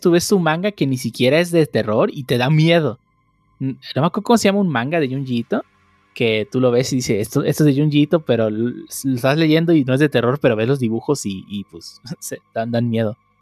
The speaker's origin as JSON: {"language": "Spanish", "country": "Mexico", "said": "Es una tradición muy mexicana, la celebramos año con año"}